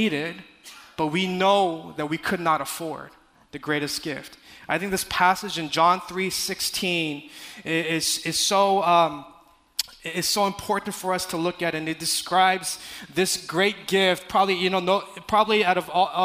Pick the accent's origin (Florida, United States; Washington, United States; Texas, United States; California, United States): California, United States; I'm from California